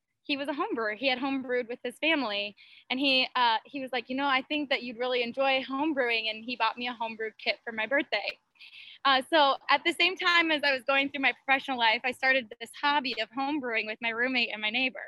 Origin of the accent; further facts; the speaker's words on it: Midwest, United States; now in Phoenix, United States; I'm from the Midwest, so I grew up with my family drinking beer at any family events